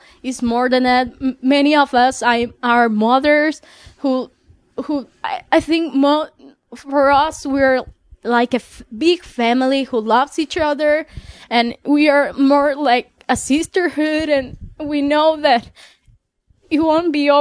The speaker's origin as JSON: {"language": "English", "country": "Mexico", "second_language": "English", "said": "I'm from Mexico"}